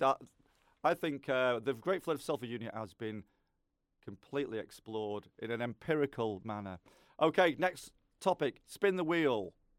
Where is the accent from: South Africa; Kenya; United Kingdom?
United Kingdom; Lancashire, North West England; I'm from Lancashire, but I feel like I'm a bit Yorkshire.